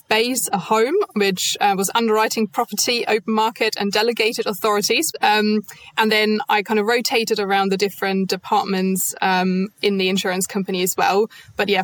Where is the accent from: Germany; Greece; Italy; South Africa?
Germany; English is a second language; moved away as an adult; now in United Kingdom; I'm not actually from the UK, I'm from Germany